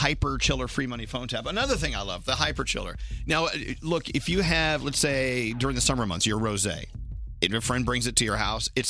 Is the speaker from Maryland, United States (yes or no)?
no; Texas, United States; now in New York City, United States; Born and raised in Texas, or as I like to say, born and reared in Texas.